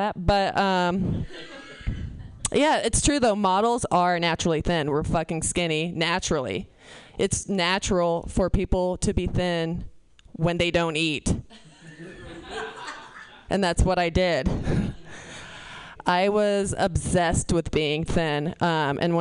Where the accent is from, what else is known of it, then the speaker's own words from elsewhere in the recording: Kentucky, United States; I'm from Kentucky.